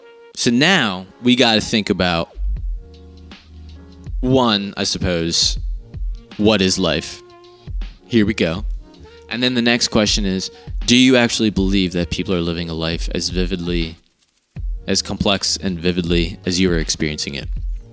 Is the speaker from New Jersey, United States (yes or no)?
yes; Marlton, New Jersey, United States; I came from Marlton, New Jersey